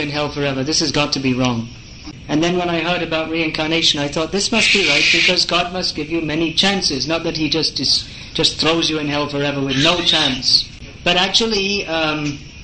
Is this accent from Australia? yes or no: no; England, United Kingdom; I was born in England